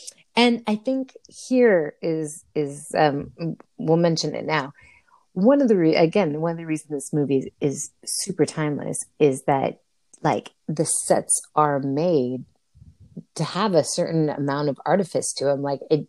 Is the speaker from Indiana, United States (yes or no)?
no; New Jersey, United States; I'm from New Jersey.